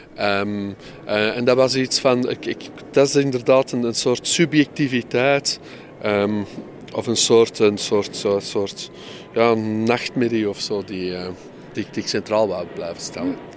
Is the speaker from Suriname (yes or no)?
no; Mortsel, Flanders, Belgium; now in Antwerp, Belgium; ik heb mijn jeugd doorgebracht in Mortsel